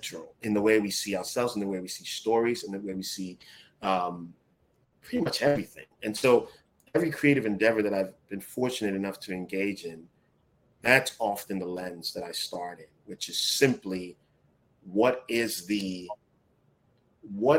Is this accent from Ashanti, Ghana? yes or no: no; Accra, Greater Accra, Ghana; moved away; I grew up in Ghana at a time where electricity was sporadic.